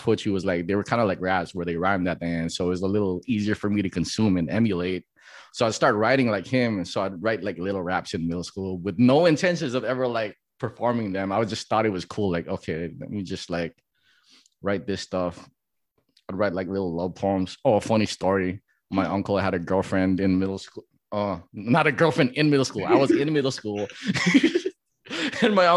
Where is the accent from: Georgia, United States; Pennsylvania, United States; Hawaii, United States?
Hawaii, United States; Makakilo; also born or lived in San Diego, California; I was born in Hawaii, but I think I moved to San Diego before I was like a year old. And then I grew up there until like my elementary years.